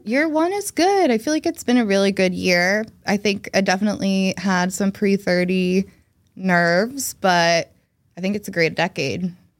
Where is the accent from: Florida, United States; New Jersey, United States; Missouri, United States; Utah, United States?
New Jersey, United States; moved away as an adult; also born or lived in Boston; I was born and raised in New Jersey, where I am now, though I did live in Boston for ten years